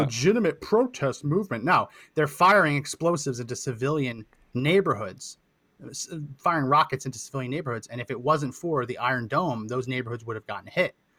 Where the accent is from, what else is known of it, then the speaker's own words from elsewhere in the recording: Linden, New Jersey, United States; I grew up in New Jersey, Linden, that area of New Jersey